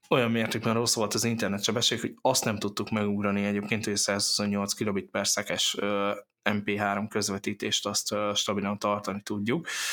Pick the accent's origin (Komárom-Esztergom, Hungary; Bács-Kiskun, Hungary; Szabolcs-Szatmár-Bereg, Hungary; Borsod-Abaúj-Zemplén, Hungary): Borsod-Abaúj-Zemplén, Hungary; Miskolc; egy csodálatos uh, borsori faluból, úgynevezett Miskolc